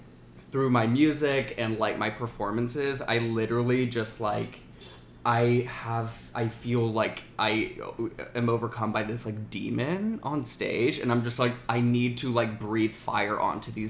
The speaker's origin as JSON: {"language": "English", "region": "Alabama", "country": "United States", "tie": "born or raised there", "said": "I grew up in Alabama"}